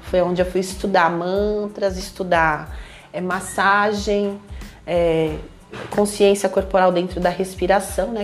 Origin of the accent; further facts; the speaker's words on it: Brazil; sou brasileira, tenho descendência indígena